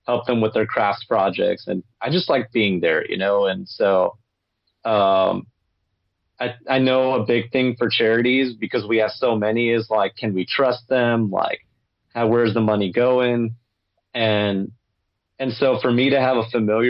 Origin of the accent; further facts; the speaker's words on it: Los Angeles, California, United States; I grew up in Los Angeles myself